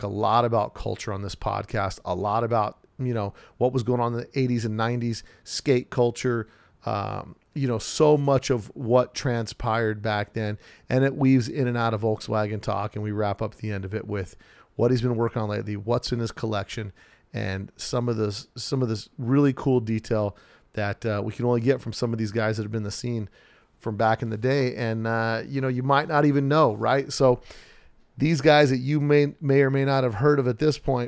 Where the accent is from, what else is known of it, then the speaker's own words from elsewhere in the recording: Southern Nevada, United States; I'm from Southern Nevada